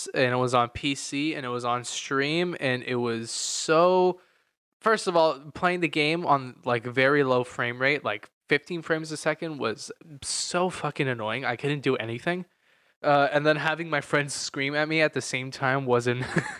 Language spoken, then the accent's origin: English; United States; As an American in GTA in California